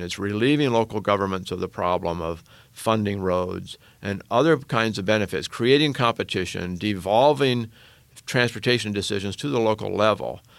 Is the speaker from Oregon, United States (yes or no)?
yes; Oregon, United States; my home state of Oregon